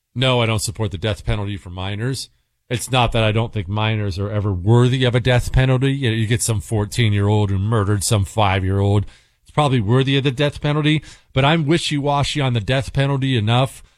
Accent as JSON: {"language": "English", "town": "Bozeman", "region": "Montana", "country": "United States", "tie": "born or raised there", "also_born_or_lived": "Ohio", "said": "I grew up in Bozeman, Montana. Well, we moved fr-, from Ohio to Montana when I was ten"}